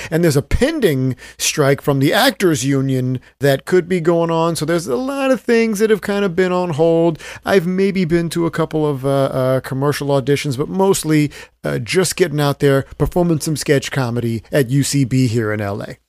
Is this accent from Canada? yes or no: no; Stockton, California, United States; my hometown of Stockton, California at the University of the Pacific